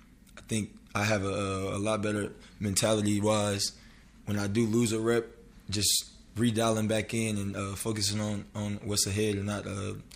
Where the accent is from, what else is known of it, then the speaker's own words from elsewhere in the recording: Murfreesboro, Tennessee, United States; moved away as an adult; now in Oklahoma, United States; So I'm originally from West Tennessee, and he's from Mississippi. And when I was about 9, 10, I moved to Murfreesboro, which is in Middle Tennessee